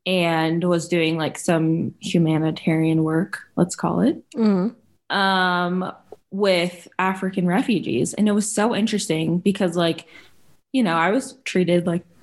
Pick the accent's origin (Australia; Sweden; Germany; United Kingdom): Germany; So, like I mentioned in my bio, I grew up in Germany.